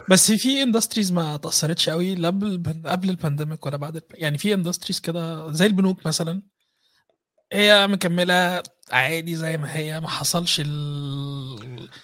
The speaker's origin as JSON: {"language": "Arabic", "country": "Egypt", "moved": "yes", "lives_now": "Vienna, Austria", "said": "احنا كمصريين"}